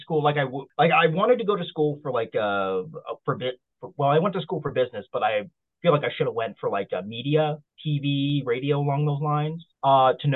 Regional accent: Nova Scotia, Canada; moved away as an adult; now in Toronto, Canada; I'm originally from Nova Scotia. I was born and raised in Nova Scotia.

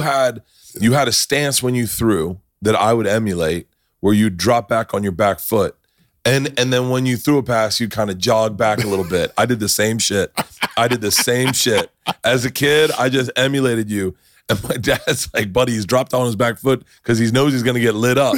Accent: Tampa, Florida, United States; I'm from Tampa

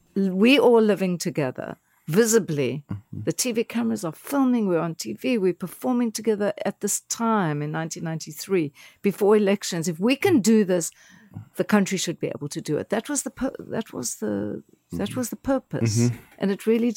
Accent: South Africa; now in United States; as a South African

